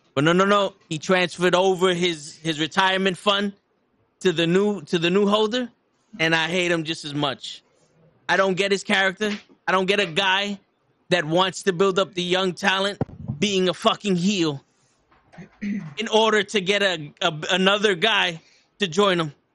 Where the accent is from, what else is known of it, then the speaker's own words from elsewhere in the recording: New York City, New York, United States; someone from the Bronx